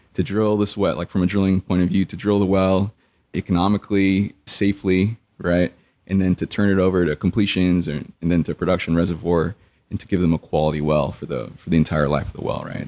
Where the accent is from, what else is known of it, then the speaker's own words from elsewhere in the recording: South Texas, United States; I grew up in, in South Texas